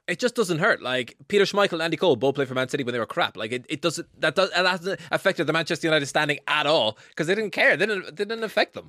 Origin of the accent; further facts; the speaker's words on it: Ireland; as an Irish fan